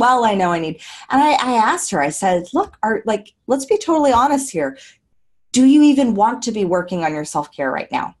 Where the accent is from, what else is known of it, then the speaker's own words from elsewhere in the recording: United States; moved away as an adult; now in Australia; I am an American just living the dream abroad